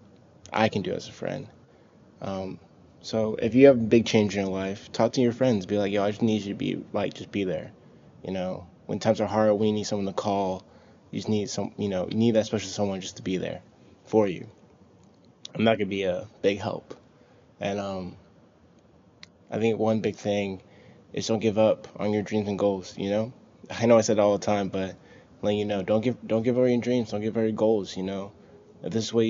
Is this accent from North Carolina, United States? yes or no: yes; Charlotte, North Carolina, United States; moved away; also born or lived in Louisiana; I always thought, man, I'm never going to move away from Charlotte, North Carolina. I'm going to stay here.